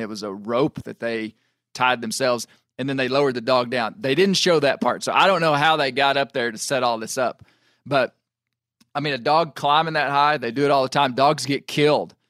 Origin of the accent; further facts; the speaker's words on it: United States; as a American houndsman